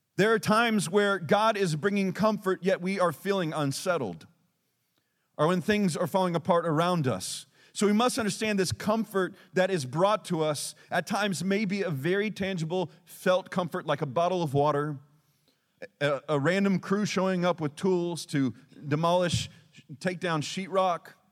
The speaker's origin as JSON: {"language": "English", "region": "Texas", "country": "United States", "said": "we're Texan."}